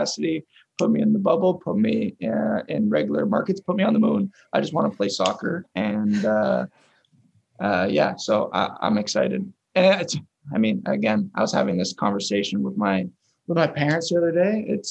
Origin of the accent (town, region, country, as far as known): York, Ontario, Canada; born or raised there; moved away as an adult